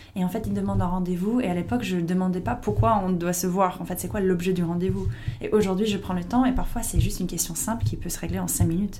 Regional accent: United States; French is a second language; moved away as an adult; now in France; j'étais américaine

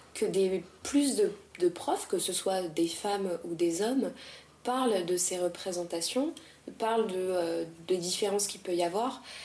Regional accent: France; on est française

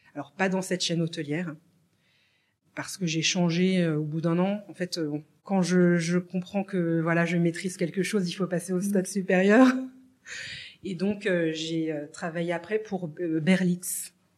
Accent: France; also born or lived in Morocco; je suis née au Maroc d'une maman bah, française qui travaillait dans des missions françaises à travers le monde

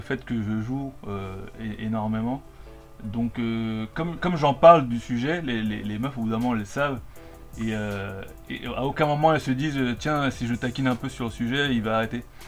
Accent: Colombia; moved away; en Colombie, là d'où je viens

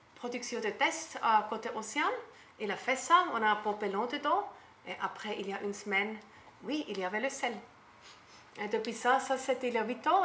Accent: German-speaking Switzerland, Switzerland; accent: Swiss German; French is a second language; moved away as an adult; also born or lived in Bora Bora, French Polynesia; now in French Polynesia; je viens de la Suisse, Suisse allemand. Comme ça, je ne peux pas cacher mon accent

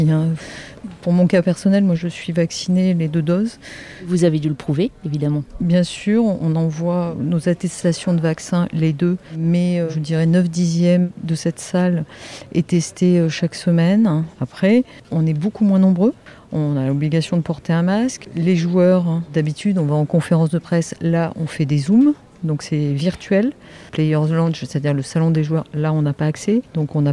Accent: France; Alors parfois, on a quand même le soleil dans les ordinateurs, parce qu'on est français, on aime bien râler.

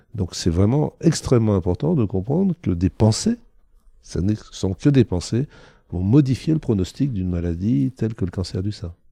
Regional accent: Thonon-les-Bains, Auvergne-Rhône-Alpes, France; je suis né à Tonon-les-Bains en Haute-Savoie et pas en Haïti

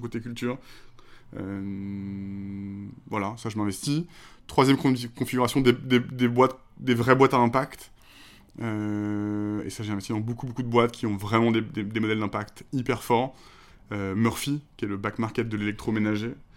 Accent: La Rochelle, Nouvelle-Aquitaine, France; j'ai grandi en plus à La Rochelle

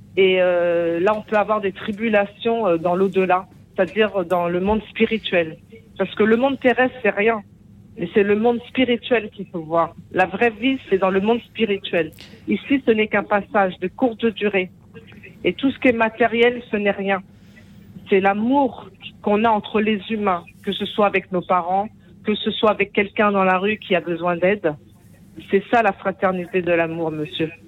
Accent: Paris, Île-de-France, France; also born or lived in Antilles; depuis mon enfance, dans le 14e arrondissement à Paris

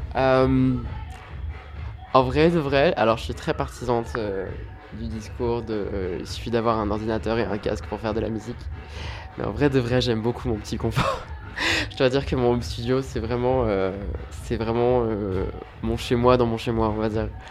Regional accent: Rouen, Normandy, France; je viens de Rouen

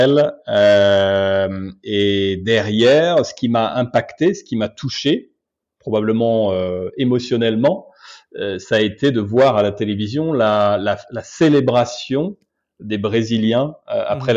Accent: Obernai, Grand Est, France; moved away as an adult; now in Brazil; je suis alsacien d'origine, d'une petite ville qui s'appelle Aubernay, qui doit faire un peu plus de 10 000 habitants

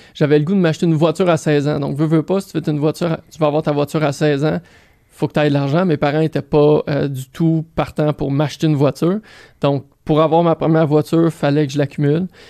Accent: Saint-Lambert, Quebec, Canada; also born or lived in Greenfield Park, Quebec; Je suis né, euh, je suis né à Greenfield Park, à l'hôpital Charlemagne. Euh, j'ai grandi à Saint-Lambert

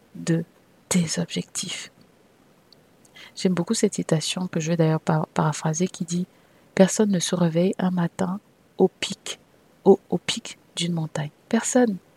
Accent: Cameroon; moved away as an adult; also born or lived in France / Saint Petersburg; je suis née au Cameroun et que j'ai eu une bonne partie de mon enfance et d'ailleurs de ma début de vie d'adulte au Cameroun, puisque je suis arrivée en France pour les, pour les études euh, universitaires

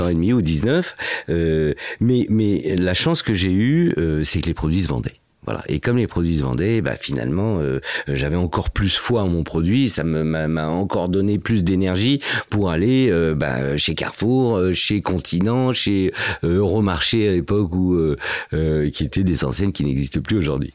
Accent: Fontenay-sous-Bois, Île-de-France, France; also born or lived in Casablanca, Morocco; j'ai grandi réellement à Fontenay-sous-Bois, voilà, dans le 94.

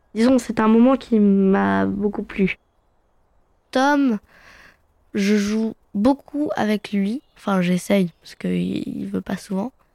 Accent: Fontainebleau, Île-de-France, France; je suis né à Fontainebleau

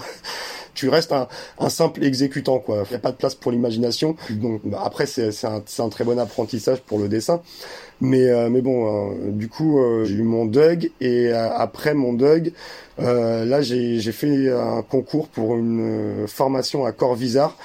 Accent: France; Mon, ma mère est allemande, mon père est algérien, et moi, je suis, euh, je suis né en France.

